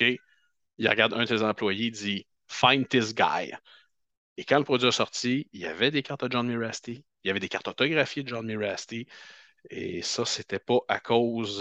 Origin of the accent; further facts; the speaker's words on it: Canada; on est Canadien